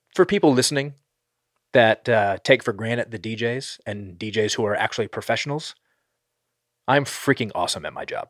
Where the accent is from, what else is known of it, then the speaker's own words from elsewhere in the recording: northern East Coast, Northeast, United States; moved away; I grew up on the East Coast, so, like, I know and, like, northern East Coast